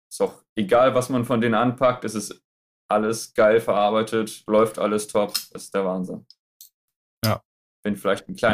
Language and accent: German; Friesoythe, Lower Saxony, Germany; Ähm, also ursprünglich komme ich aus Friseute. Kennen wahrscheinlich die wenigsten.